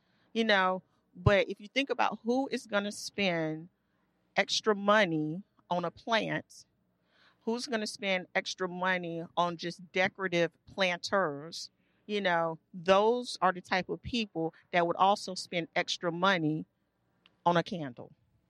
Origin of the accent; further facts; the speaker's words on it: the South, United States; So the company is about me and being Southern and growing up in the South and having a very Southern experience.